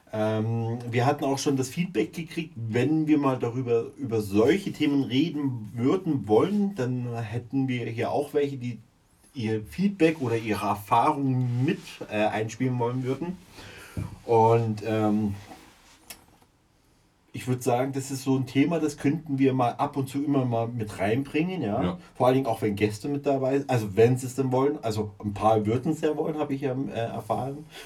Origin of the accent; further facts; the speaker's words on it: Munich, Bavaria, Germany; Mhm macht mir als Münchner persönlich Aber jetzt nichts.